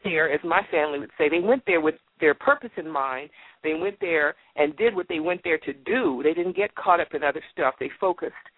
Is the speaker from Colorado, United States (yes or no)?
no; Washington, District of Columbia, United States; I'm from Washington. I am in Washington D.C. I'm a native Washingtonian